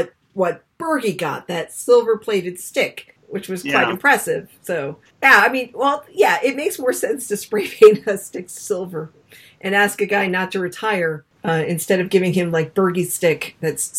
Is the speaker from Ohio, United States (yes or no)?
no; Newport, Rhode Island, United States; now in Massachusetts, United States; I grew up in Newport